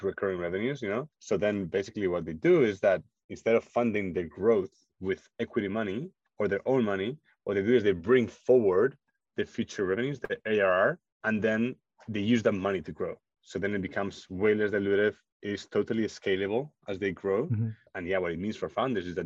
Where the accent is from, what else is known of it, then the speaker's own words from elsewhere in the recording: Spain; moved away as an adult; also born or lived in Munich, Germany; I'm originally from Spain